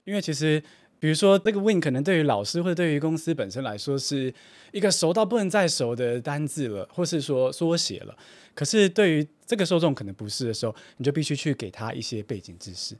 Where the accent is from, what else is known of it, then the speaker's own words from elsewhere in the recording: Taiwan; 我身为我在台湾长大的学生